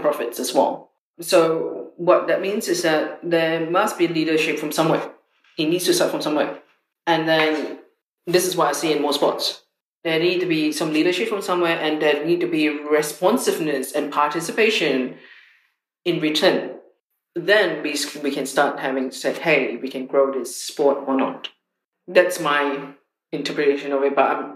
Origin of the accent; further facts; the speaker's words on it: Singapore; when I was growing up in Singapore